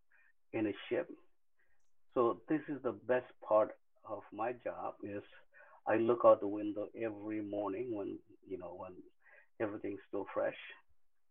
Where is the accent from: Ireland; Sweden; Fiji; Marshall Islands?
Marshall Islands; also born or lived in Kwajalein / Bikini Atoll; I am from the Marshall Islands